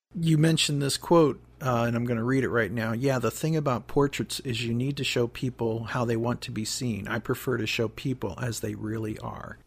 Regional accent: Pymatuning Valley, outside Cleveland, Ohio, United States; I grew up in Pamatooning Valley outside of Cleveland, right on the cusp of Pennsylvania and Ohio

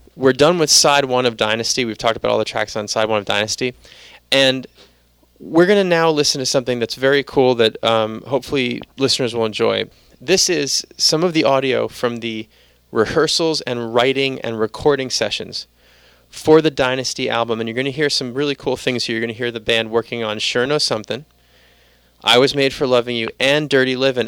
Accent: New York City, New York, United States; I'm from the Bronx

